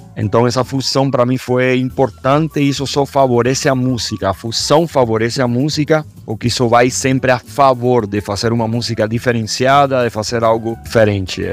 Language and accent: Portuguese; Cuba; moved away as an adult; also born or lived in Belo Horizonte, Brazil; now in Brazil; que é o meu país de origem